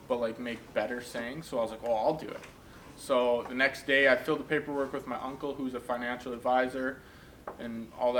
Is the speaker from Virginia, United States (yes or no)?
no; Minot, North Dakota, United States; also born or lived in Steinbach, Manitoba, Canada; I grew up in Minot, North Dakota